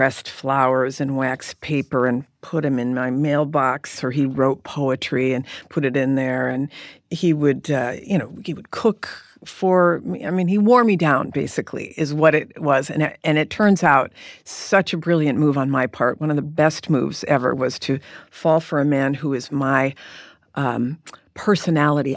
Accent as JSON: {"language": "English", "region": "California", "country": "United States", "also_born_or_lived": "Michigan", "moved": "as an adult", "said": "I was from California"}